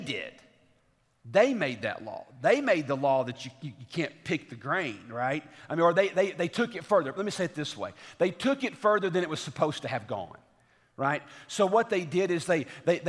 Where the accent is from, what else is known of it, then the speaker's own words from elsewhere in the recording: the South, United States; now in Franklin, United States; growing up in the South